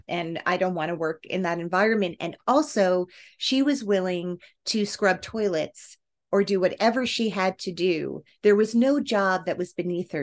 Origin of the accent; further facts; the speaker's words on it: New Jersey, United States; I grew up in New Jersey